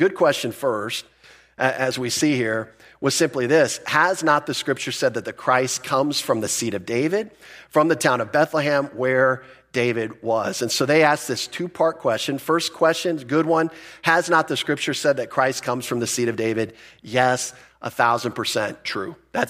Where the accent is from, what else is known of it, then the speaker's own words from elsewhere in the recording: Philippines; born there; Some of you know that I was born in the Philippines.